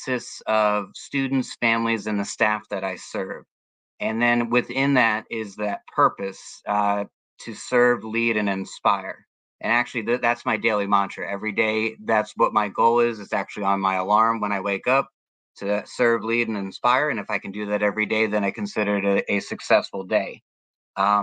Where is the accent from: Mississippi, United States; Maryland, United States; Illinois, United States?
Maryland, United States; Germantown; now in Florida, United States; I grew up in Germantown, Maryland